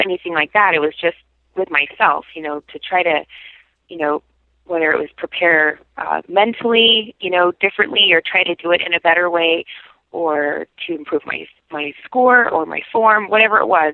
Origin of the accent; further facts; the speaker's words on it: Salt Lake City, Utah, United States; moved away as an adult; also born or lived in New York; now in Buffalo, United States; I grew up in Salt Lake